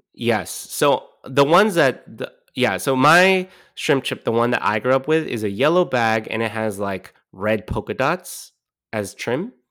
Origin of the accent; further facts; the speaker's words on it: California, United States; moved away; also born or lived in East Coast; I grew up in California